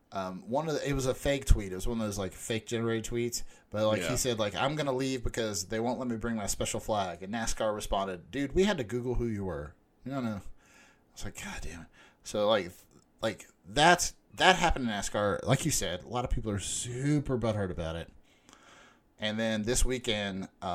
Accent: Huntington, West Virginia, United States; also born or lived in suburb of Chicago; now in Chicago area, United States; you and I were both born and raised in Huntington, West Virginia.

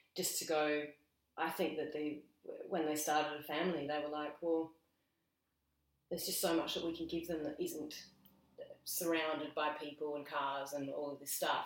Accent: between Barossa and Clare, north of Adelaide, South Australia, Australia; I was born in Adelaide. Mm-hmm. Um, I spent the first five and a half years in Adelaide, and then we moved north, kind of in between the two

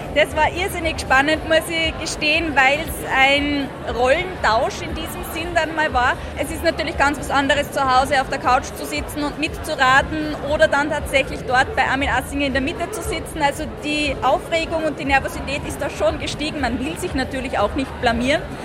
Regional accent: Austria; Österreich bedeutet für mich Heimat

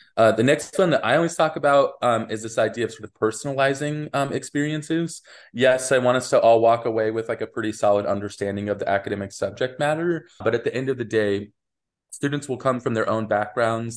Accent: Wyoming, United States; moved away; I'm originally from Wyoming

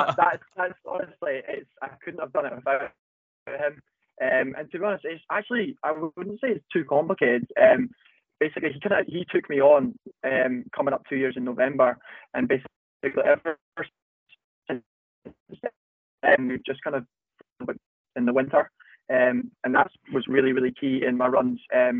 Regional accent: Dollar, Scotland, United Kingdom; the town that I grew up in Dollar.

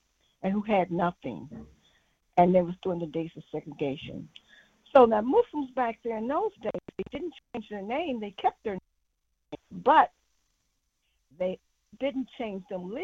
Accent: St. Louis, Missouri, United States; I grew up in St. Louis, Missouri, mostly

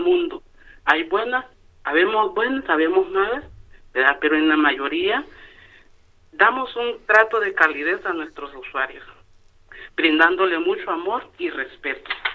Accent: Honduras; moved away as an adult; now in Utiel, Spain; soy hondureña. Hace ocho años que resido aquí en España y seis años de estar aquí en Utiel.

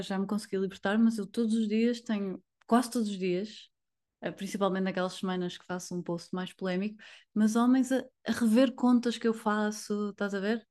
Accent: Porto, Norte, Portugal; sou do Porto

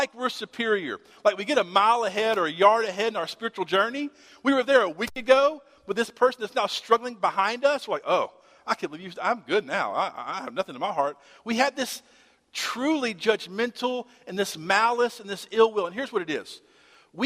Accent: Shreveport, Louisiana, United States; I grew up in Shreveport, Bossier

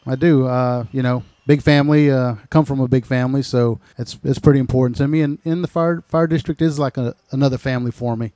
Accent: El Paso, Texas, United States; also born or lived in Panama City, Florida; now in South Walton, United States; originally I was born in El Paso, Texas. I moved to Panama City in 1984.

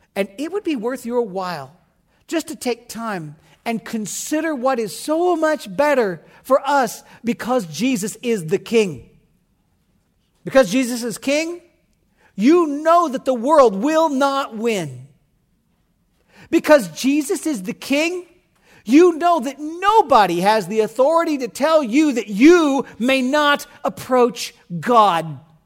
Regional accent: United States; I'm American

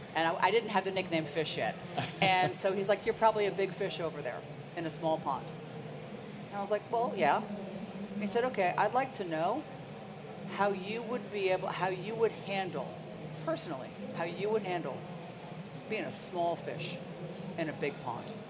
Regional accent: Princeton, New Jersey, United States; also born or lived in Ohio; I grew up in Princeton, New Jersey

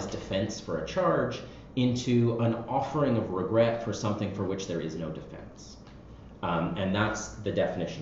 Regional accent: Canada; as a Canadian

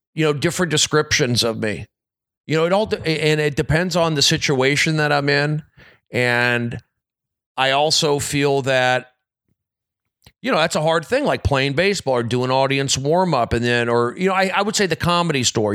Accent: Los Angeles, California, United States; I grew up here in the San Fernando Valley

